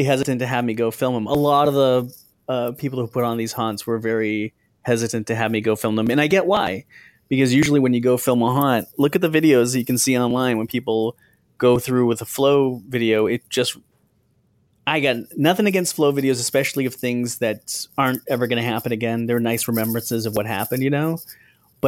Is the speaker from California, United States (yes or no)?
yes; Southern California, United States; I grew up in Southern California